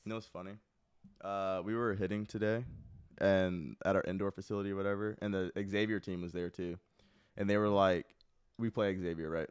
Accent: Dallas, Texas, United States; I'm from Dallas

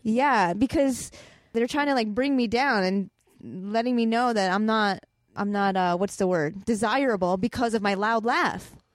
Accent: Chicago, Illinois, United States; moved away; also born or lived in Boston; I grew up in Chicago

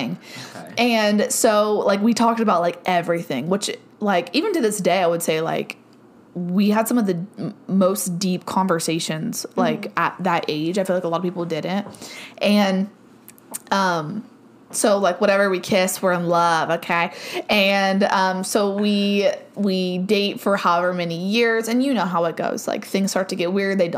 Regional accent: Cambridge, Ohio, United States; my hometown because there was more things there in Cambridge, Ohio.

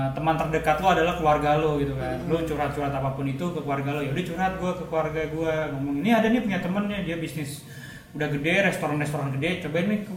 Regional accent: Jakarta, Indonesia; karena gue orang Jakarta asli gue teman-teman gue di Jakarta komunitas barista gue di Jakarta

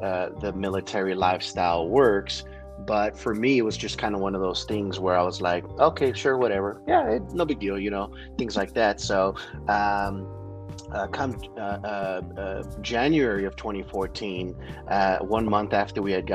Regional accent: San Antonio, Texas, United States; moved away; I personally was born and raised in San Antonio

